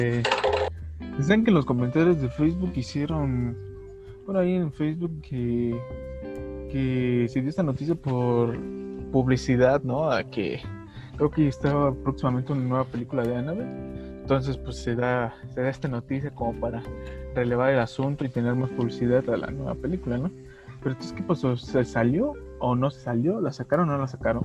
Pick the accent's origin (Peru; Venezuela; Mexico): Mexico; cómo somos los mexicanos